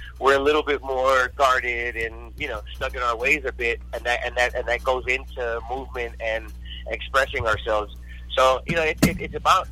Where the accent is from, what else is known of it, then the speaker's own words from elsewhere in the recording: Houston, Texas, United States; now in Los Angeles, United States; I was a ballet folklorico dancer growing up in Houston, Texas